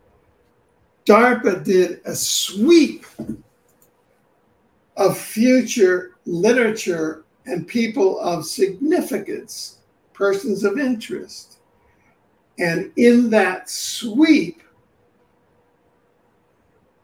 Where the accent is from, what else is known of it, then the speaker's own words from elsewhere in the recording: Cuba; also born or lived in New York City; now in Vancouver, Canada; because I was raised in Cuba and I had been in jail there under both Castro and Batista